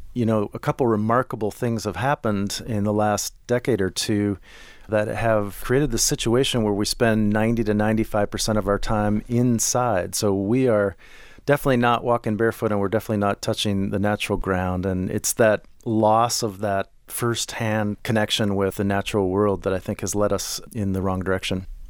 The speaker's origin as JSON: {"language": "English", "town": "Minneapolis", "region": "Minnesota", "country": "United States", "tie": "born or raised there", "said": "I grew up in Minneapolis"}